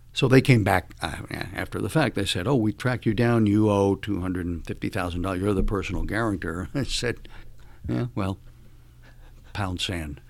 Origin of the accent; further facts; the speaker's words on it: Cuba; moved away; also born or lived in Miami; I would be born in Cuba, which I was.